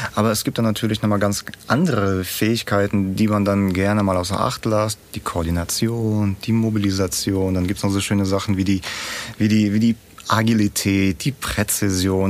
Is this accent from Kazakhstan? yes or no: yes; Kazakhstan; now in Germany; ich bin ja nicht in Deutschland aufgewachsen, sondern äh, in Kasachstan, irgendwo in der Steppe